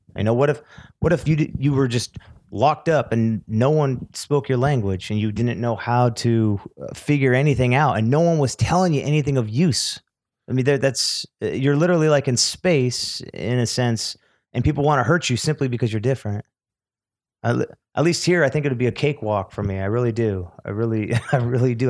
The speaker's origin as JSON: {"language": "English", "region": "California", "country": "United States", "tie": "born or raised there", "also_born_or_lived": "Beverly Hills, California", "said": "I was born in Beverly Hills, but I was raised in the valley and then the Antelope Valley. uh, which is about sixty miles north of L A."}